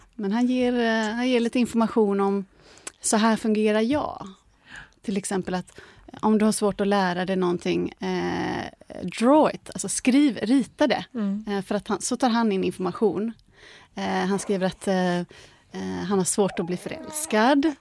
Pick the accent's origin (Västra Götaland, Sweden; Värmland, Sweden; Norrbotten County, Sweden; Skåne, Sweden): Västra Götaland, Sweden; Gothenburg; now in Stockholm, Sweden; jag är från Göteborg egentligen